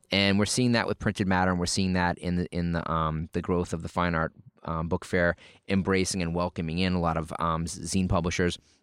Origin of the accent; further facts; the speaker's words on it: New England, United States; I'm from New England